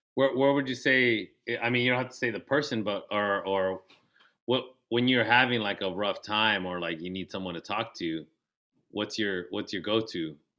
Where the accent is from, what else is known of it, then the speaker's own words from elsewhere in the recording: National City, California, United States; since we grew up in we grew up in National City